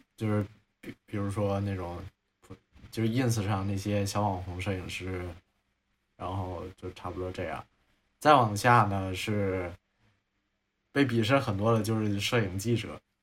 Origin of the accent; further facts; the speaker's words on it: Hunan, China; now in Beijing, China; 因为我是湖南人，然后我就说藤原臭豆腐也不行，然后我就想，那我住在北京